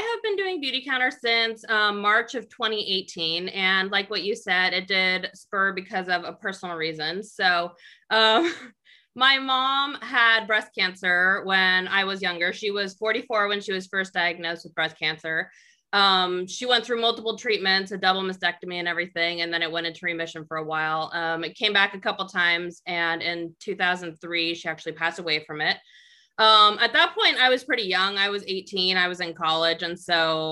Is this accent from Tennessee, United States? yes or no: no; Northern California, United States; now in Southern California, United States; I am originally from Northern California, so I am a California born and raised